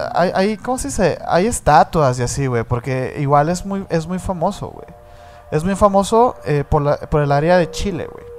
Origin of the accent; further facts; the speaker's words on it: Mexico; nosotros siendo mexicanos